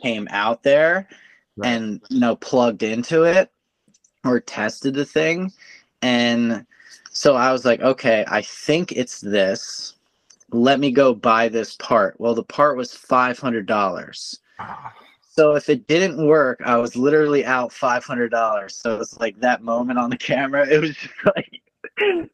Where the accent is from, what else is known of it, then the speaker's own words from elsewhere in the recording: East Coast, United States; moved away; I'm originally from the East Coast, so we're super fast paced